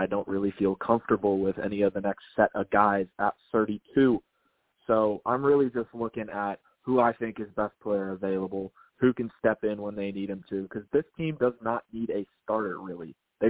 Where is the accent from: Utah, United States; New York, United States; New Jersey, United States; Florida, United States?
Florida, United States; Tampa; I am from Tampa, Florida.